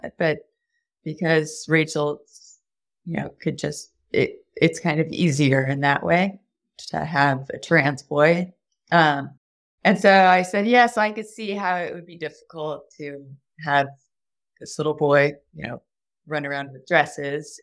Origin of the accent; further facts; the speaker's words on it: Texas, United States; I grew up in Texas